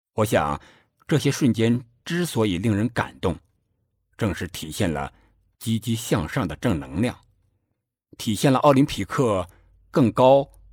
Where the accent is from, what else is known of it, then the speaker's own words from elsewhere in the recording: China; 作为中国人的我们